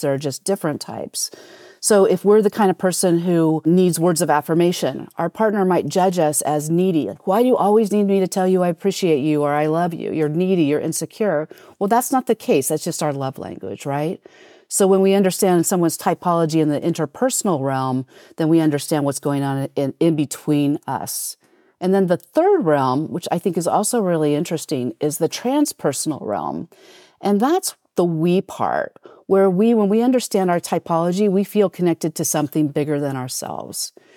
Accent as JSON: {"language": "English", "country": "United States", "said": "being an American"}